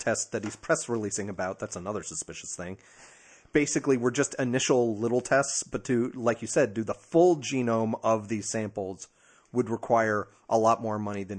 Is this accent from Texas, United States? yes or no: no; New Jersey, United States; I'm from Jersey. Deal with it.